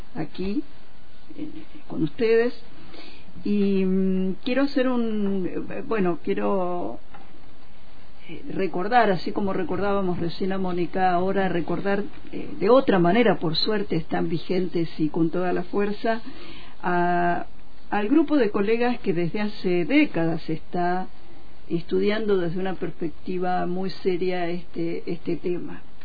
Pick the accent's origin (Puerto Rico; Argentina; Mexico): Argentina